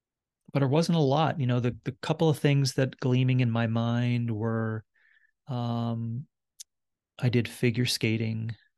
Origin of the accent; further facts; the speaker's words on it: Wabush, Newfoundland and Labrador, Canada; born there; I was born in 1974 in Wabash, Labrador. And my childhood and then my teen years and university years and adult years and leading up to now